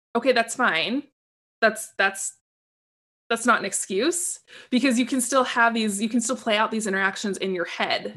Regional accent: Portland, Oregon, United States; I grew up in Portland, Oregon.

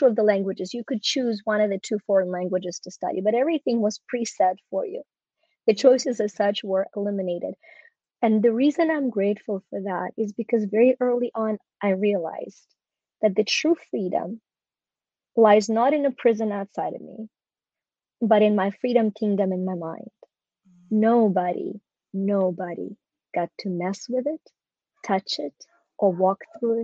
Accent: Ukraine; born or raised there; moved away

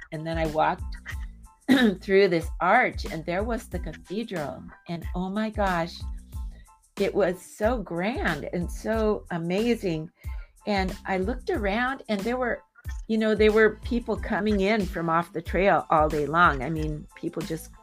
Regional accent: San Diego, California, United States; I'm from San Diego

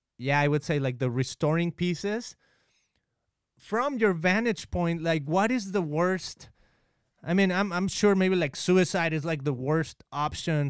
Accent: Mexico; we are from Mexico

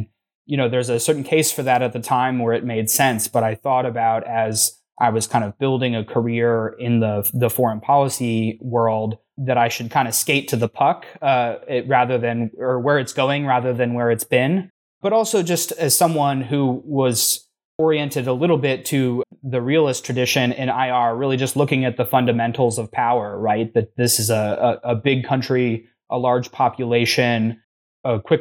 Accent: Midwest, United States; now in Washington, United States; as a kid growing up in the Midwest

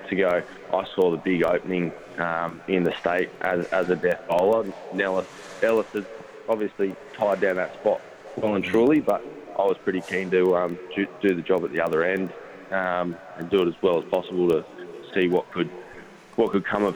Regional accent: Canberra, Australian Capital Territory, Australia; also born or lived in Sydney; now in Tasmania, Australia; I grew up in Canberra, moved to Sydney, and then down to Tasmania

